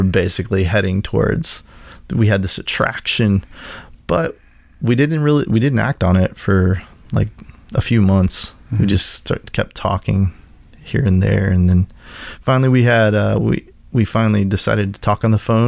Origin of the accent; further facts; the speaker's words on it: Kansas, United States; moved away; in the church that I grew up in Kansas